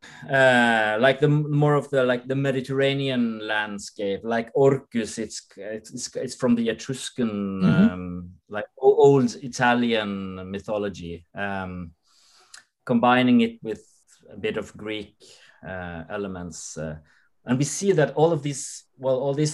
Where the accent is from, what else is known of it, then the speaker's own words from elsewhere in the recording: Norway; we grew up with like in Norway as a very like old school Protestantic system